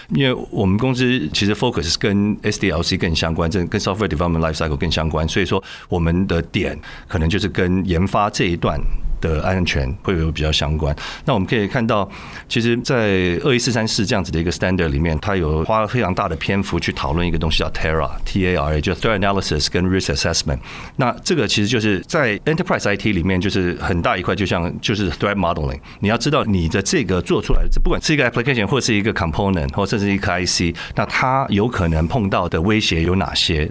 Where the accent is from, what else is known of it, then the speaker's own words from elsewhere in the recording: Taiwan; 就我们台湾这边